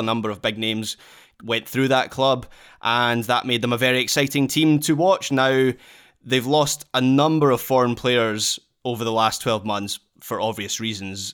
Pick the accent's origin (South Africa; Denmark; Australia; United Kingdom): United Kingdom; Scotland; being Scottish